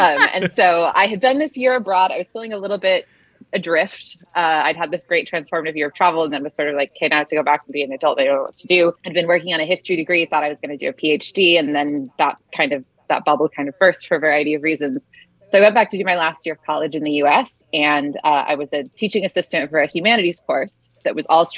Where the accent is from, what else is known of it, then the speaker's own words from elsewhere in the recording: Salt Lake City, Utah, United States; now in Los Angeles, United States; Originally from Salt Lake City, Utah